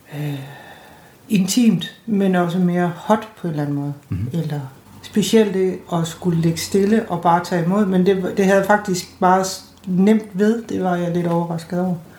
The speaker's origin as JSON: {"language": "Danish", "area": "North Jutland", "region": "North Denmark Region", "country": "Denmark", "said": "nu er jeg sådan nordjyde"}